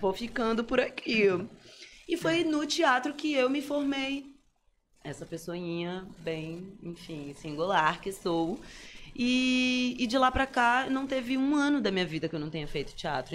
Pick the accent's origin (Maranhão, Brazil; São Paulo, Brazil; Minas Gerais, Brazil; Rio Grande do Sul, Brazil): Maranhão, Brazil; São Luís; also born or lived in Manaus; depois que eu nasci, dois meses depois, cá estou eu desde então e nunca mais saí desta terra que tanto amo